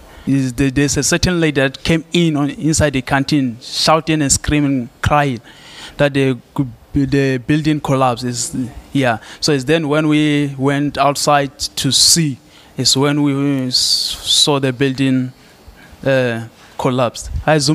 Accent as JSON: {"language": "English", "country": "South Africa", "said": "I'm from South Africa. So we arrived here on the 11th."}